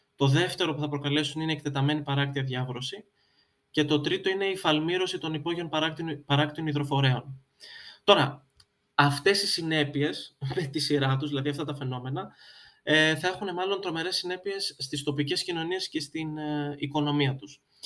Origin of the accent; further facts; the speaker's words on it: Greece; είμαι Έλληνας